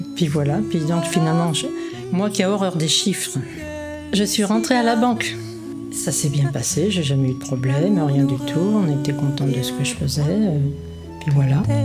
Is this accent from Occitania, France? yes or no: no; Paris, Île-de-France, France; À euh, Paris, je suis pure parisienne